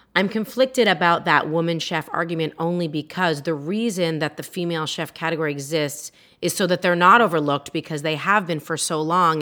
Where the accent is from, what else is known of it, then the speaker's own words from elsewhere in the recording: Toronto, Ontario, Canada; moved away as an adult; also born or lived in Montreal; now in United States; I grew up in Toronto, which is an incredibly diverse, multicultural city